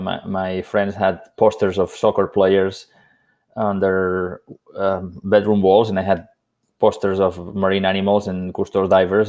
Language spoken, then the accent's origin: English; Spain; moved away; I grew up on the Mediterranean coast of Spain